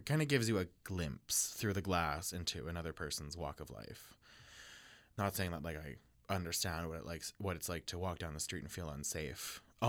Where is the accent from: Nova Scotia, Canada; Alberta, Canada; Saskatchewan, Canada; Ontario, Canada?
Saskatchewan, Canada; Regina; now in Winnipeg, Canada; I'm from Saskatchewan, Regina, Saskatchewan.